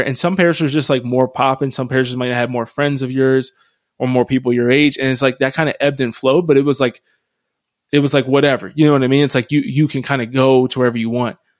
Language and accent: English; Harrisville, Pennsylvania, United States; moved away; where I grew up in Harrisville, Pennsylvania, the diocese is dying